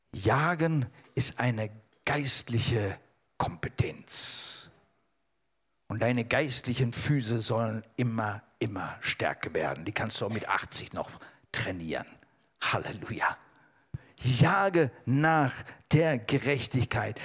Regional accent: Germany; also born or lived in India; ich bin Deutscher.

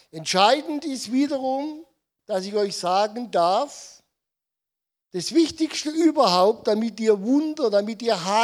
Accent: Odenwald, Germany; weil ich bin der deutschen Sprache nicht so mächtig, weil ich bin im Odenwald geboren, aufgewachsen und ähm, ich spreche Dialekt.

